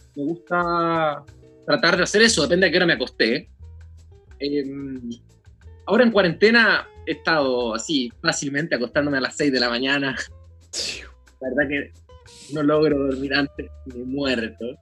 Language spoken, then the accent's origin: Spanish; Chile; nosotros en Chile